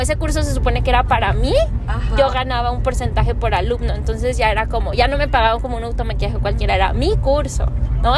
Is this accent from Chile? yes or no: no; Guadalajara, Jalisco, Mexico; also born or lived in Valle de Bravo; yo crecí en Santa Tere